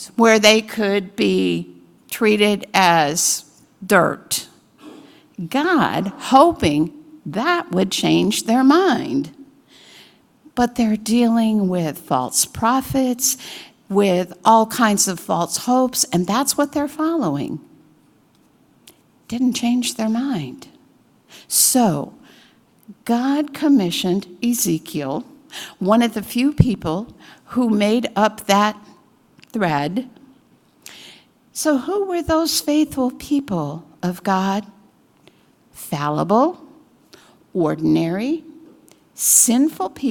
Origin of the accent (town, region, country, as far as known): United States